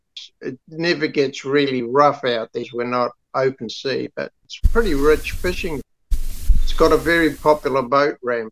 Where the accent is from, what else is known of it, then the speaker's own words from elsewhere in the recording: Kawakawa Bay, Auckland, New Zealand; Kawakawa Bay, which is sort of just about 45 minutes south of Auckland City. I always make a point of saying I'm not from Auckland if I go out of somewhere.